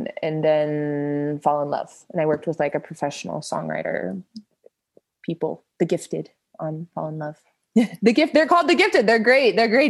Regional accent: Melbourne, Florida, United States; Melbourne, Florida, which is southeast of Orlando. It's like near Cape Canaveral. So I got to see the space shuttles launch from my front yard.

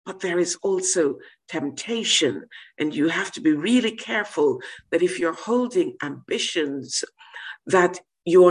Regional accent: Jamaica; now in United Kingdom; I come from Jamaica

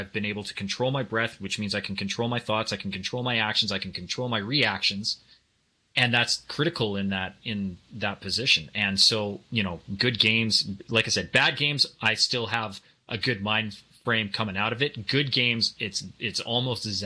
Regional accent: Canada; growing up in Canada

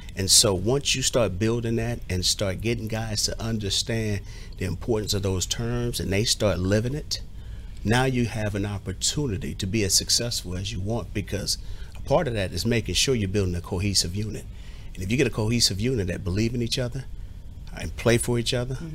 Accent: Southern California, United States; now in Washington, United States; the same neck of the woods that I grew up in in Southern California

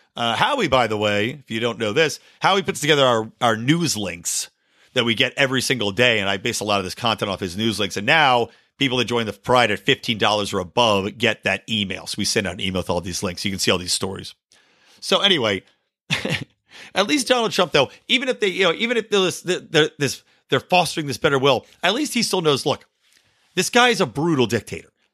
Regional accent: United States; I enjoy being an American

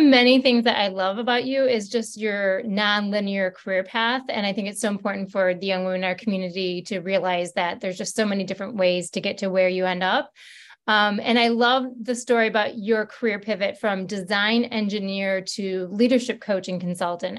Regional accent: Michigan, United States; I'm not from Detroit, but from Michigan

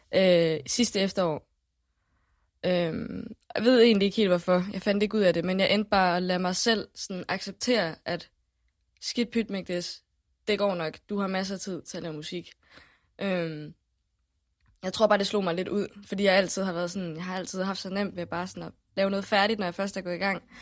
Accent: Haderslev, Southern Denmark, Denmark; jeg boede i, i en lille by, der hedder Starup, som ligger lige uden for

